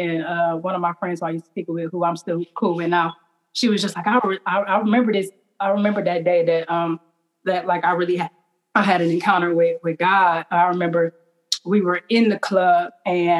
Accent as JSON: {"language": "English", "town": "East Cleveland", "region": "Ohio", "country": "United States", "tie": "born or raised there", "said": "growing up in East Cleveland"}